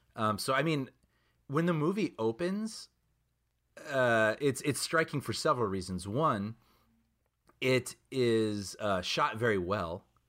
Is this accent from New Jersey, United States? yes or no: no; Chicago, Illinois, United States; growing up in Chicago